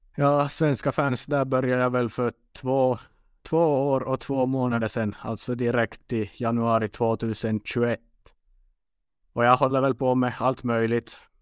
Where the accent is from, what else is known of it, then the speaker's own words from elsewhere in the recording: Western Finland, Finland; accent: Finland Swedish; first language Swedish; also born or lived in Umeå, Sweden; jag kommer från västra delen av Finland